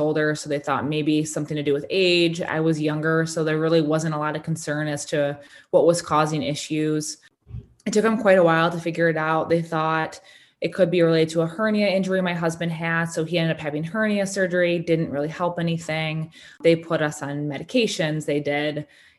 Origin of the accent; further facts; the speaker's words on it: Kalamazoo, Michigan, United States; I am from Kalamazoo, Michigan.